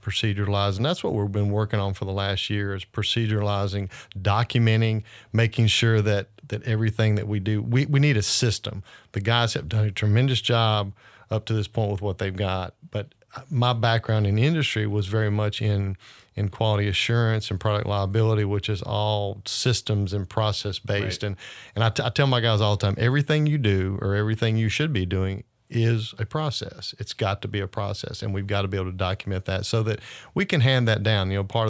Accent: New Orleans, Louisiana, United States; moved away as an adult; Grew up in the New Orleans area

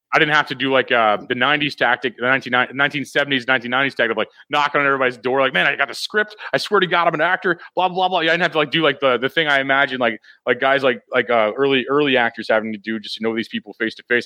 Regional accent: Missouri, United States; i'm from missouri so i mean this is my strong like kind of like like where i live you know like my hometown area

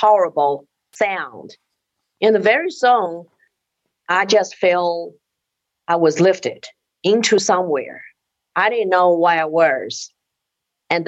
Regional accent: China; moved away; I was born in China in 1964. We live in an apartment share of another family.

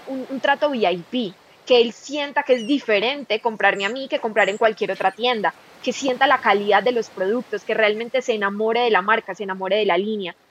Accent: Medellín, Antioquia, Colombia; yo soy de Colombia, de la ciudad de Medellín

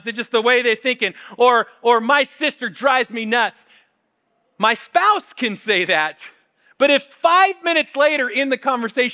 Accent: Spokane, Washington, United States; I grew up in Spokane.

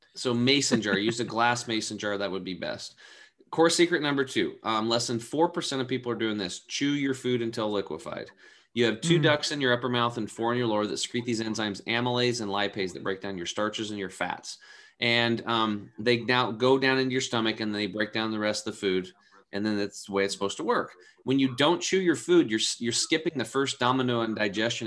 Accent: Eastern Oregon, United States; growing up in Eastern Oregon was like growing up in the 50s

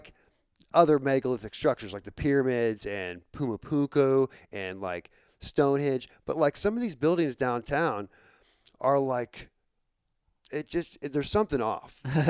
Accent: Florissant, Missouri, United States; Like I don't know anything about our like the downtown St. Louis. I'm from North County. I'm from Florissant, and I like the only time I ever started going downtown is when I had a job down there.

